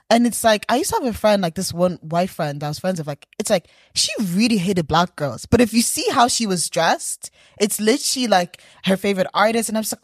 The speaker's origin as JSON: {"language": "English", "country": "Ireland", "said": "I'm from like Ireland, but like, my parents are like from, Zimbabwe and stuff like that."}